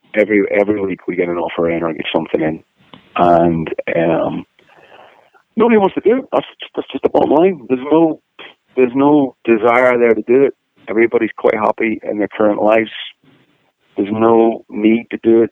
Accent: Northern Ireland, United Kingdom; moved away as an adult; now in Los Angeles, United States; growing up in Northern Ireland

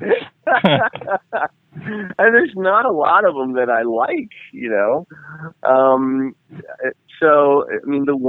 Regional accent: Boston, Massachusetts, United States; also born or lived in Duxbury; now in Pittsburgh, United States; I'm Boston Irish, like Michael Devon

